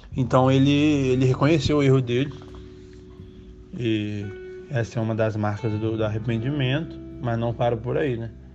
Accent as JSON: {"language": "Portuguese", "country": "Brazil", "tie": "born or raised there", "said": "cresci no Brasil"}